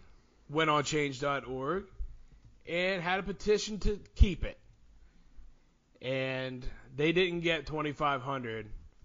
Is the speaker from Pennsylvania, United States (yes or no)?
yes; Bellefonte, Pennsylvania, United States; I'm proud to be a Red Raider. I was an athlete, and I'm proud to represent Bellefonte Red Raiders.